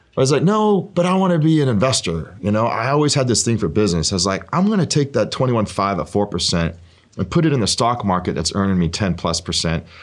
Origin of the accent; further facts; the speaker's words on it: Oregon, United States; I grew up in Oregon. Um, my, I lived there my entire life